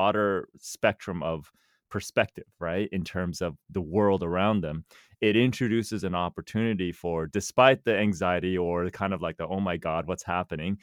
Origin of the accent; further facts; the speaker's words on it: Cupertino, California, United States; also born or lived in Los Angeles; I grew up in Cupertino, which is it's not exactly a small town